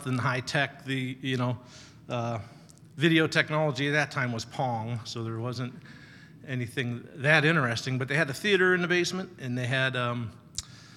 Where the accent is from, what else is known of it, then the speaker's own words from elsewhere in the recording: North Canton, Ohio, United States; I grew up in North Canton, and it was just a few miles from the Hall of Fame.